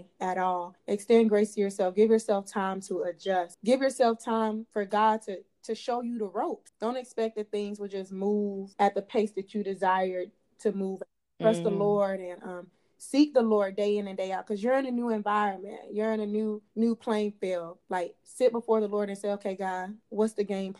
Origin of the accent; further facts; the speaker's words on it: Clay County, Georgia, United States; growing up in Clay County